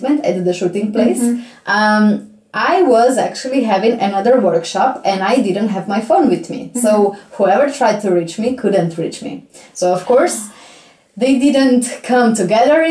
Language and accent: English; Jesenice, Slovenia; English is a second language; I come from Isenice.